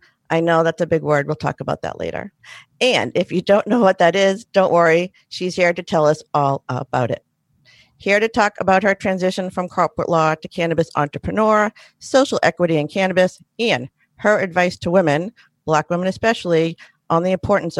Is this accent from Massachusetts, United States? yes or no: yes; Sharon, Massachusetts, United States; Sharon, Massachusetts, actually where I grew up.